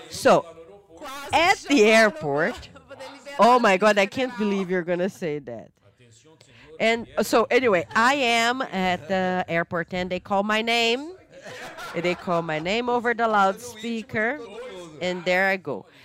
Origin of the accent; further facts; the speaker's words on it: Fortaleza, Ceará, Brazil; I am from Fortaleza in Ceará, and then when you go to Rio Grande do Norte, it feels like you are in a different country with a different culture